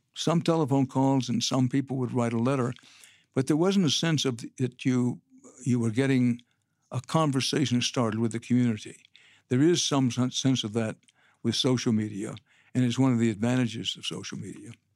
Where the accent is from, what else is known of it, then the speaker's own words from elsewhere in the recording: Texas, United States; I'm a Texan by birth and by choice